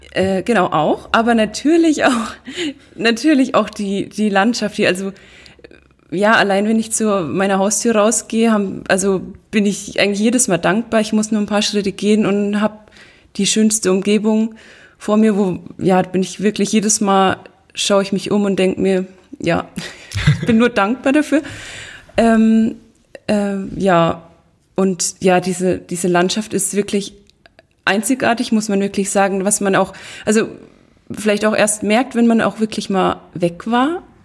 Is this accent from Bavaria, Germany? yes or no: yes; Riedenberg, Bavaria, Germany; ich komme aus Riedenberg